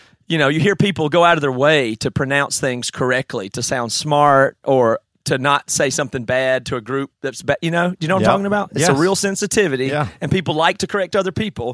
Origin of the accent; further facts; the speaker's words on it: South Carolina, United States; I'm from Sakalana